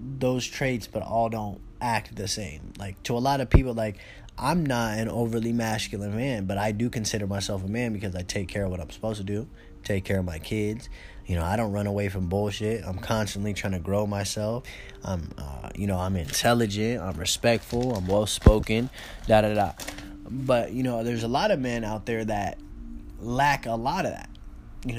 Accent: California, United States; now in Arizona, United States; I'm originally from California. I live in Arizona now

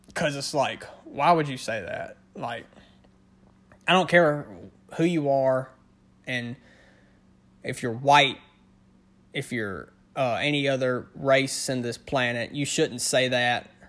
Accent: Northern Louisiana, United States; born and raised in the South. I'm in, in, uh, Northern Louisiana is where I'm from.

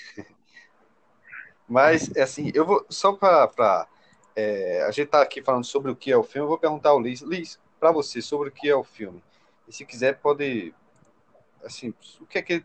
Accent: interior of Pernambuco, Brazil; moved away as an adult; now in Recife, Brazil; sou do interior de Pernambuco, uma cidade de 20 mil habitantes, que eu estou justamente aqui hoje

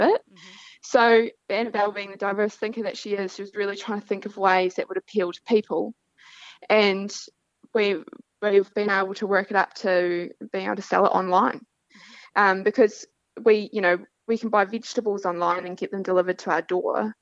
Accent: Central Otago, New Zealand; moved away as an adult; also born or lived in Western Australia; now in Pilbara, Australia; I am from Central Otago in New Zealand

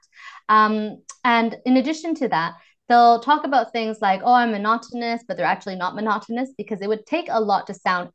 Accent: Vancouver, British Columbia, Canada; accent: North American; moved away as an adult; now in London, United Kingdom; I'm originally from Vancouver, Canada, but I moved to the UK, London, about exactly over 7 years ago.

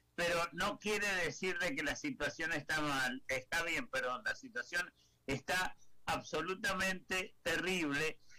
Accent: Argentina; moved away; como argentino que a pesar que vivo, que vivo hace 50 años fuera del país

